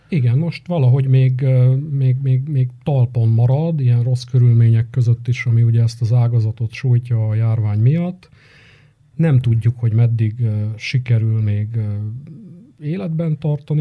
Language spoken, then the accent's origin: Hungarian; Arad, Arad County, Romania; moved away as an adult; now in Cluj-Napoca, Romania; én nem tagadtam meg soha az aradiságomat, fontosnak gondolom, és ezt a milliót is, amiben így, így én felnőttem